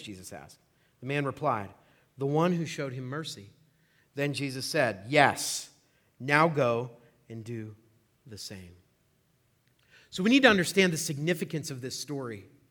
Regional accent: Oil City, Pennsylvania, United States; I was born in Oil City, uh, about thirty-five years ago.

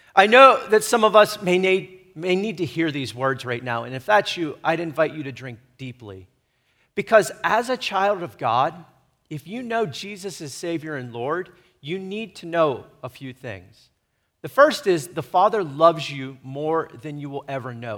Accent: United States; I am to be an American

